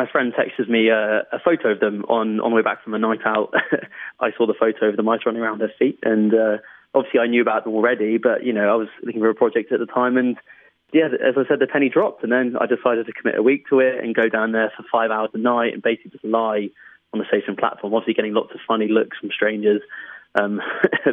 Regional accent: London, United Kingdom; I was brought up in London, so by default, that was the wildlife that I had around me

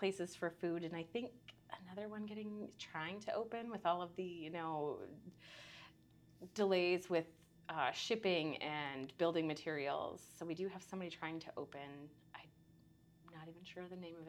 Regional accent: Maquoketa, Iowa, United States; moved away as an adult; I am originally from Maquoketa. Born and raised.

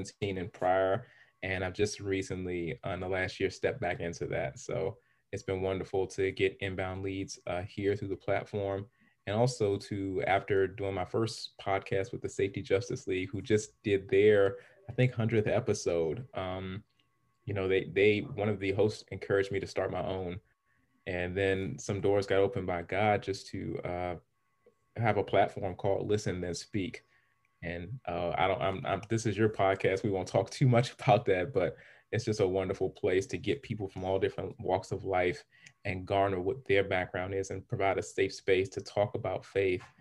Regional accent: Los Angeles, California, United States; I was raised, I'm originally from Los Angeles, California, and I was around so many different people coming up

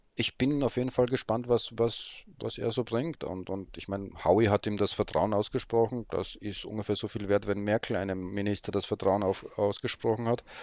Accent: Graz, Styria, Austria; accent: Austrian; also born or lived in Poland; now in Berlin, Germany; gebürtig dort in ähm, Österreich aufwachsen, wie man vielleicht auch hört

